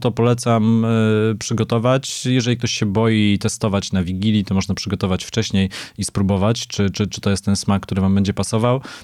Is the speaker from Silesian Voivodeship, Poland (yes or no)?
yes; Silesian Voivodeship, Poland; now in Warsaw, Poland; jestem z pochodzenia Ślązakiem, z wyboru warszawiakiem